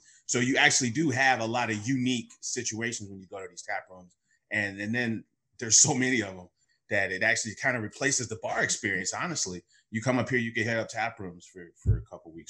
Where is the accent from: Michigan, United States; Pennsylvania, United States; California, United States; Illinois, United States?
Illinois, United States; Chicago; I grew up in the South Burbs. Same. I was born in the city, moved to the South Burbs, came back to the city when I was like 20, 21